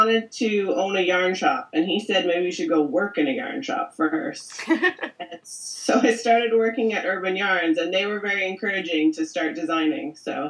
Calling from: Port Moody, British Columbia, Canada; Hi, I'm calling from Port Moody, which is a small part of British Columbia in Canada.

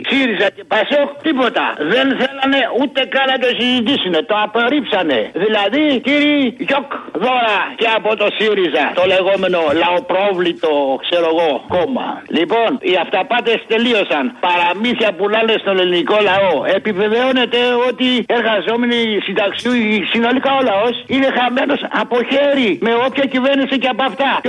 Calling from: Egaleo, Attica, Greece; Γεια σου φίλε Αποστόλη … από το Εγάλεο, είμαι φίλε μου.

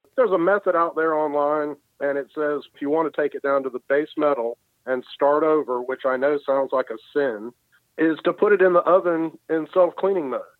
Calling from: Milledgeville, Georgia, United States; I'm calling from Milledgeville, Georgia.

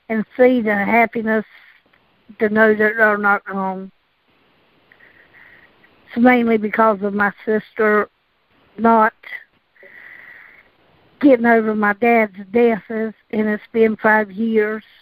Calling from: North Carolina, United States; from North Carolina.

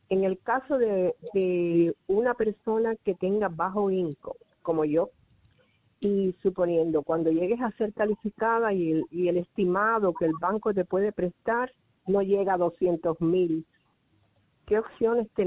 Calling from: Clayton, North Carolina, United States; Buenos días … de Clayton, Carolina del Norte.

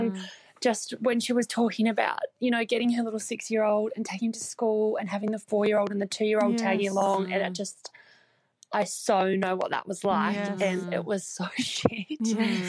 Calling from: New Zealand; I'm calling from New Zealand.

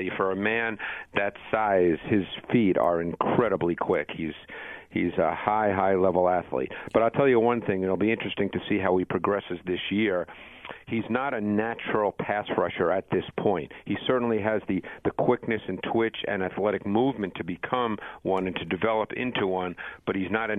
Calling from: Mount Laurel, New Jersey, United States; From my office at NFL Films in Mount Laurel, New Jersey.

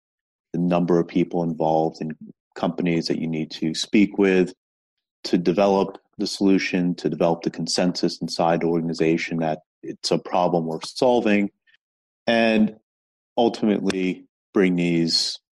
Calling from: New York City, New York, United States; I'm calling from New York City, where I work at Stack Overflow and run the Enterprise Sales Forum.

